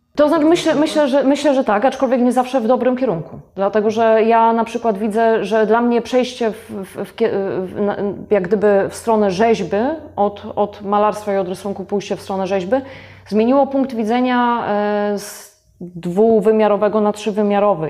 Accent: Gostyń, Greater Poland, Poland; jestem rodowitą gostynianką

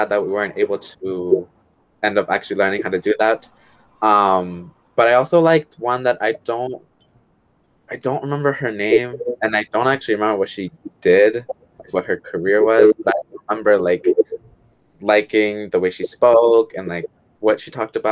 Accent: Attleboro, Massachusetts, United States; I was born in Attleboro. I'm being raised in Attleboro.

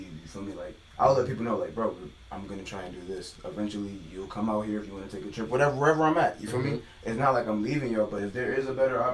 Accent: Hartford, Connecticut, United States; I'm giving more homage to Hartford. You know what I mean? Like, that's where I'm from

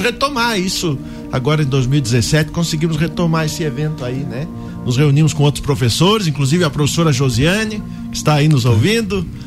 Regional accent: São Joaquim, Santa Catarina, Brazil; also born or lived in Lages; Sou natural de São Joaquim

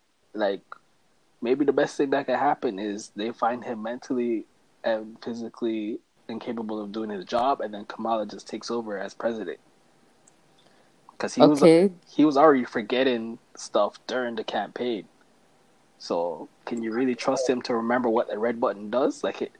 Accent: Canada; and since we're Canadian, that's we don't really got to talk about it anymore.

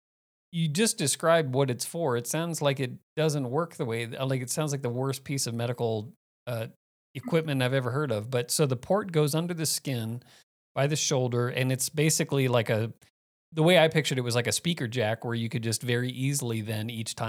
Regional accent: Phoenix, Arizona, United States; moved away; also born or lived in Miami, Florida; I spent most of my time in Phoenix.

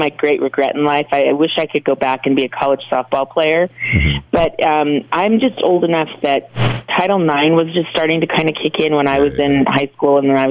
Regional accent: Bountiful, Utah, United States; I grew up in Bountiful, Utah, which is exactly like it sounds

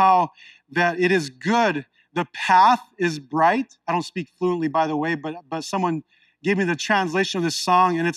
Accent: Unalakleet, Alaska, United States; also born or lived in Oklahoma; I grew up in a small little village, an Eskimo village on the shores of the Bering Sea, the Norton Sound, Unalakleet, Alaska

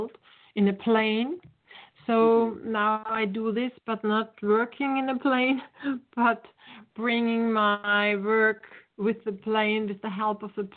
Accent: Vienna, Austria; English is a second language; I'm from Vienna

